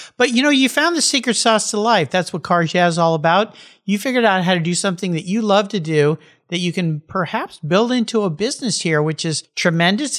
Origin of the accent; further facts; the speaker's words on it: San Diego, California, United States; I grew up surfing with when we were growing up in La Jolla